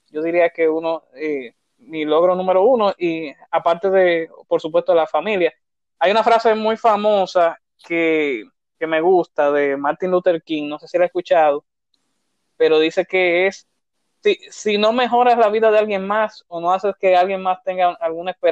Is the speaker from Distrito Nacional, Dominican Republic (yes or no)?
yes; Santo Domingo, Distrito Nacional, Dominican Republic; vengo desde Santo Domingo, República Dominicana, o sea que soy tu compatriota.